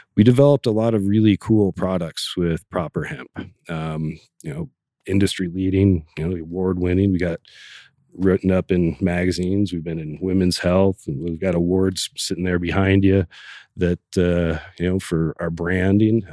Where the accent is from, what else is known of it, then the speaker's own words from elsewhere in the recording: Oregon, United States; growing up in Oregon